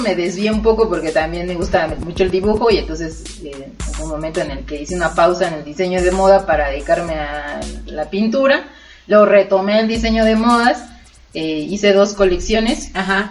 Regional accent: Oaxaca, Mexico; moved away; yo soy de Oaxaca

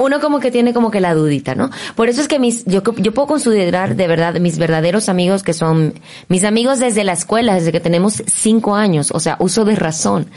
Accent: Maracaibo, Zulia, Venezuela; moved away as an adult; now in Mexico; yo comencé a los 17 años en Venezuela. También soy venezolana

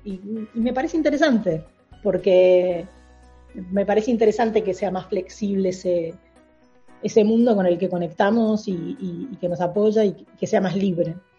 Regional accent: Argentina; moved away as an adult; now in New York, United States; soy argentina, expatriada en New York

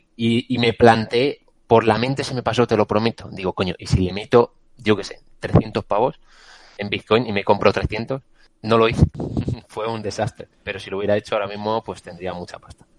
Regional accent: Castilla-La Mancha, Spain; now in Madrid, Spain; como Castellano Manchego

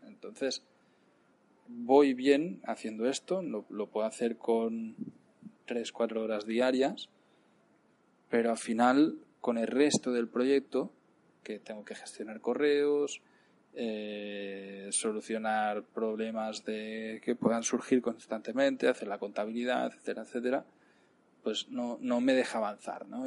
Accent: Cardeo, Catalonia, Spain; moved away as an adult; also born or lived in Palacagüina, Nicaragua; now in Nicaragua; irme a, a Cardeo, mi pueblo

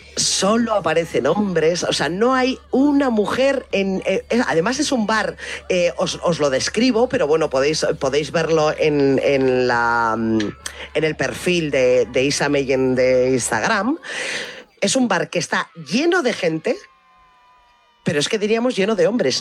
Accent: Biscay, Basque Country, Spain; also born or lived in Álava; en mi pueblo hay una iglesia

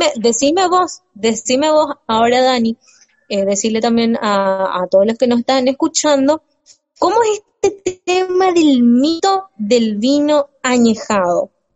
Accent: Mendoza, Argentina; soy tan mendocina

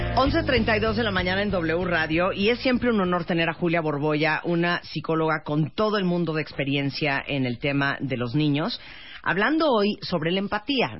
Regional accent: Nicaragua; En Nicaragua, de donde soy originaria

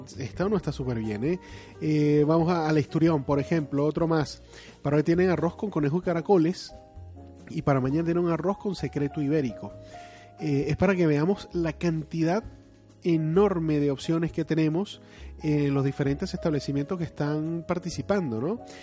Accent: Venezuela; now in Spain; vengo de un país de Venezuela

